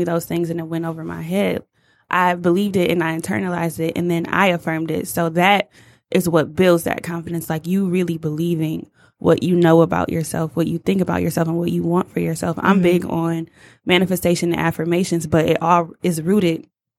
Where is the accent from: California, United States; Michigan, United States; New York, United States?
Michigan, United States; Detroit; we're from Motown